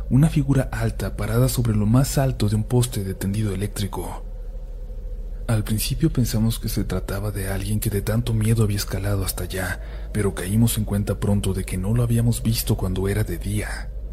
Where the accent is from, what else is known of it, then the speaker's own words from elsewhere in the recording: Honduras; Yo soy de Honduras, vivo en la ciudad de San Pedro Sula y me imagino que algunos de ustedes ya se habrán enterado de lo que ha pasado en mi país